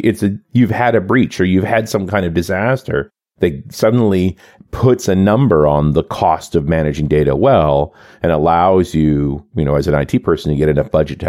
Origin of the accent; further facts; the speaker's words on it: Canada; Well, you know, as a Canadian, we're generally pretty smug, but right now we're really quite smug.